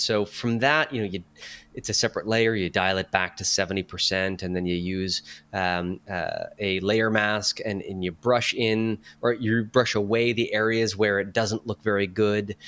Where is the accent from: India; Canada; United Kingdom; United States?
Canada; Sudbury, Ontario; moved away as an adult; also born or lived in Barrie, Ontario; my hometown of Sudbury, Ontario, versus where I had lived in Barrie.